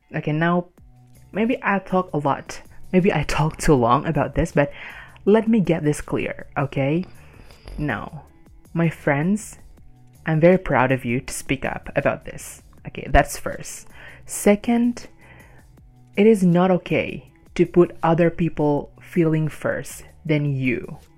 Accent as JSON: {"language": "English", "country": "Indonesia", "tie": "born or raised there", "second_language": "English", "said": "I born and raised in Indonesia"}